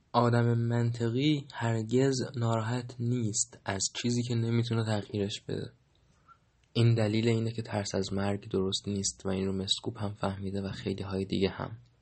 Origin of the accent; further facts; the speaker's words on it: Iran; من در ایران زمین زاده شدم و در ایران زمین 1300 و فلان زاده شدم